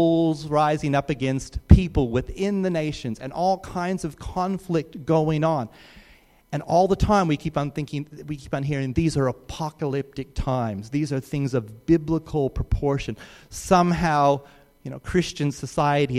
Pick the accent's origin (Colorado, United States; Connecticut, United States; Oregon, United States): Colorado, United States; Rocky Mountains; I grew up in the Rocky Mountains, and I used to look out at the Rockies through my front window almost every day of my life